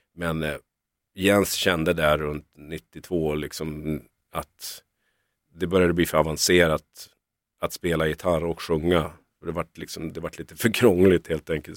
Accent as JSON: {"language": "Swedish", "region": "Norrland", "country": "Sweden", "moved": "as an adult", "lives_now": "Stockholm, Sweden", "said": "Vi, vi är från Norrland"}